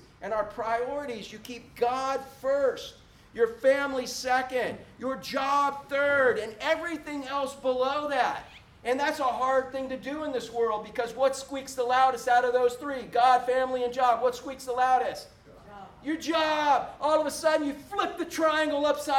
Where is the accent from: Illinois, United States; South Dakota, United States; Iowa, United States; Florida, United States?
Florida, United States; Orlando; I was born and raised in Orlando before Disney